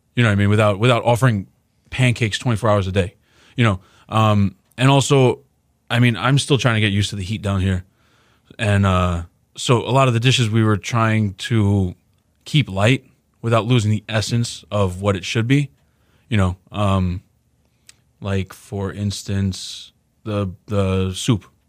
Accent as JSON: {"language": "English", "region": "New York", "country": "United States", "tie": "born or raised there", "moved": "as an adult", "lives_now": "Houston, United States", "said": "I grew up in New York. I was born there"}